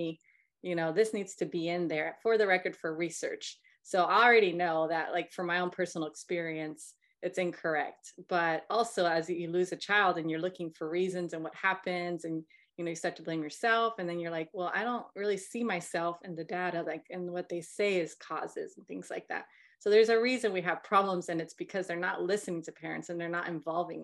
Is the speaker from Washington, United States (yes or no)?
no; North Carolina, United States; We're both from North Carolina